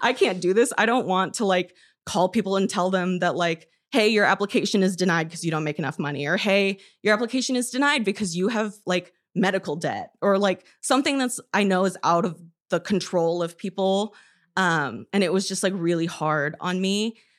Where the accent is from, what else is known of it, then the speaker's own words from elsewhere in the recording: Roscoe, Illinois, United States; moved away; also born or lived in Madison; I'm from Roscoe, Illinois, which is, like, a small town